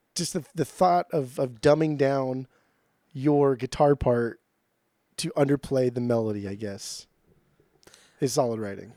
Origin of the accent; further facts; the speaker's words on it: Southern California, United States; also born or lived in Portland; growing up in Southern California